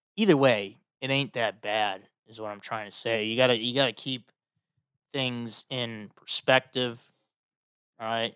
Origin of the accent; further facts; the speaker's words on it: Chicago, Illinois, United States; I'm from Chicago.